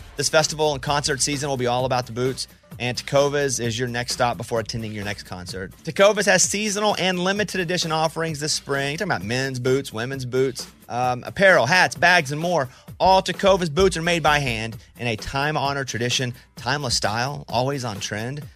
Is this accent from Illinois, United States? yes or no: no; Mountain Pine, Arkansas, United States; moved away as an adult; now in Nashville, United States; I'm from Mountain Pine, Arkansas. I never lived in a city this big.